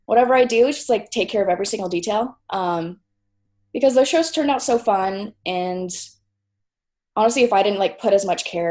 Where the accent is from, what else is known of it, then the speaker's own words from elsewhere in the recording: Tulsa, Oklahoma, United States; also born or lived in Norman, Oklahoma; I kind of grew up in this Tulsa music scene